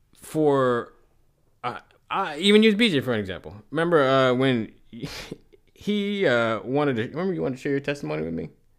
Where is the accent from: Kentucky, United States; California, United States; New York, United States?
New York, United States; New York City; It could be that I'm from New York City, man.